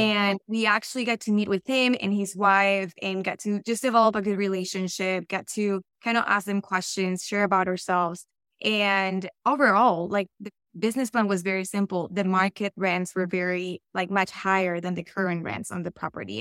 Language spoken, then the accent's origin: English; Colombia; accent: Colombian; English is a second language; moved away; also born or lived in Florida / Texas; I, I am very much Colombian, and you'll hear it in my accent